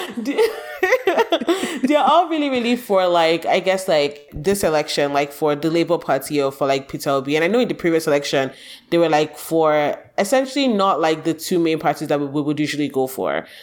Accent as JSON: {"language": "English", "country": "Nigeria", "moved": "yes", "said": "I do think we are more Nigerian outside of Nigeria than we are, like, tribal"}